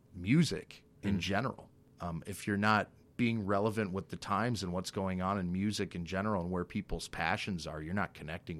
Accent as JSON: {"language": "English", "town": "Minneapolis", "region": "Minnesota", "country": "United States", "tie": "born or raised there", "said": "We had 93X, but before we had 93X, we had your equivalent to what the Dot was here, was Rev 105, which was my favorite radio station growing up."}